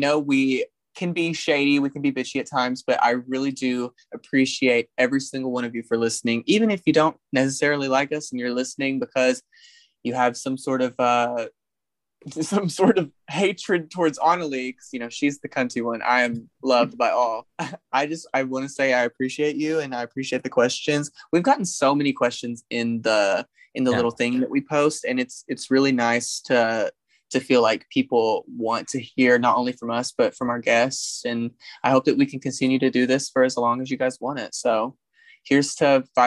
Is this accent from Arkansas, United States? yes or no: yes; Black Oak, Arkansas, United States; also born or lived in Jonesboro, Arkansas; I grew up in Black Oak, Arkansas